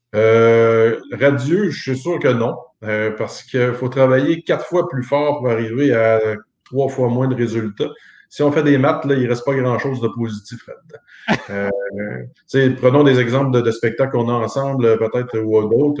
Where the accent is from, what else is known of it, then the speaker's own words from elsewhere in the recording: Montmagny, Quebec, Canada; chez nous, à Montmagny